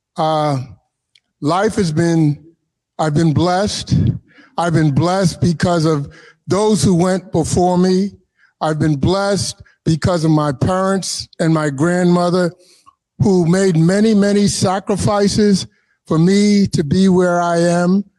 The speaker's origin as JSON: {"language": "English", "region": "New York", "country": "United States", "tie": "born or raised there", "moved": "as an adult", "lives_now": "Pacific Northwest, United States", "said": "And I'm from New York, born and raised in Harlem."}